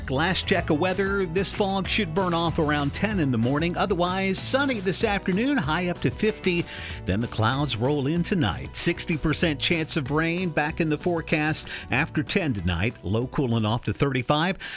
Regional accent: Waco, Texas, United States; now in Portland, United States; He's from my hometown. That's … from Waco, Texas.

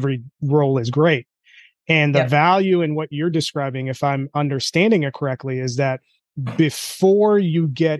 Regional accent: India; moved away; I'm Indian

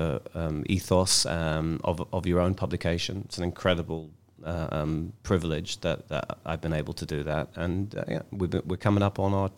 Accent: London, United Kingdom; moved away as an adult; now in Israel; I'm from London.

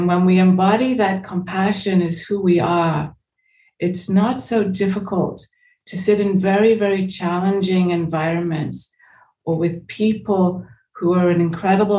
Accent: England, United Kingdom; moved away as an adult; also born or lived in United States; I was born in England. I came to America for a year when I was 17. So I went back to England when I was 18.

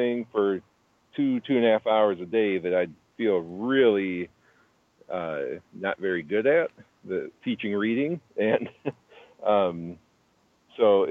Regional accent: Aurora, Illinois, United States; He and I we knew each other growing up in Aurora, Illinois.

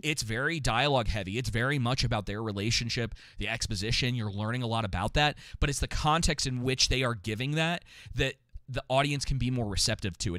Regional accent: Atlanta, Georgia, United States; I grew up in Atlanta

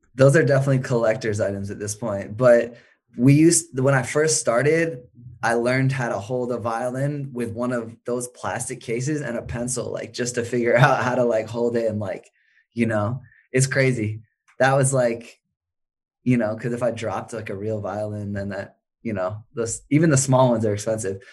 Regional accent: Maine, United States; also born or lived in Chicago; now in Los Angeles, United States; I grew up in Maine

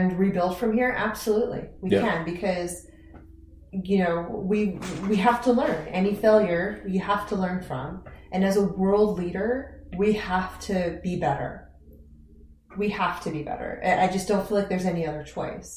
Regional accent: Iran; now in United States; Growing up, I was an Iranian patriot for sure. It was just patriotism is huge in Iran, even with the current government

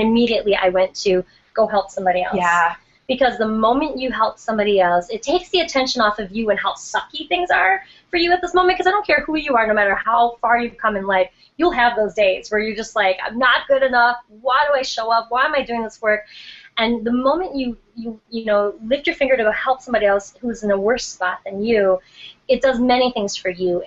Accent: Milwaukee, Wisconsin, United States; moved away; my hometown of Milwaukee, Wisconsin

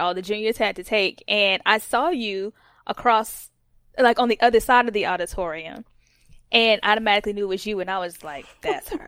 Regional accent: Atlanta, Georgia, United States; I'm from Atlanta, Georgia

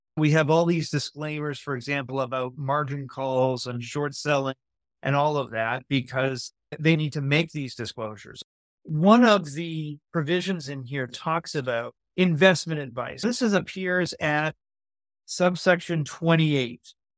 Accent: Canada; As a Canadian

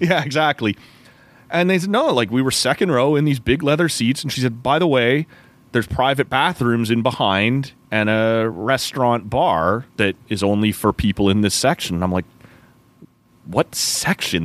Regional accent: Oshawa, Ontario, Canada; two buddies that we grew up with in Oshawa

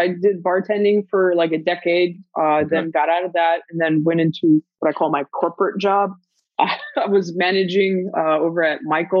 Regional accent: Germany; moved away; also born or lived in Guam; So I'm originally from Germany. My dad got stationed out there. Met my mom, you know, got married, had kids, got divorced. My mom decided to move us to Guam.

